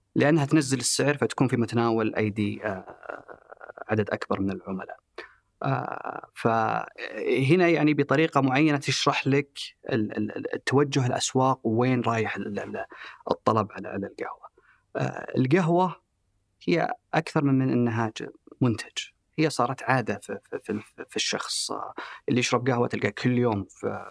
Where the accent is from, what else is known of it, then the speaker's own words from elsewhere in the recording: Saudi Arabia; احنا كسعوديين